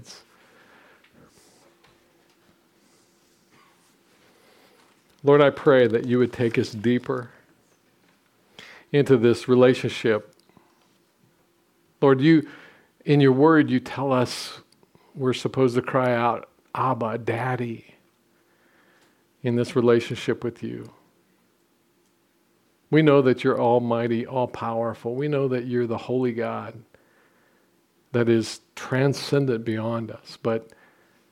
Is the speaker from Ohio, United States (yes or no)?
yes; Southwest Ohio, United States; I'm a hillbilly from Southwest Ohio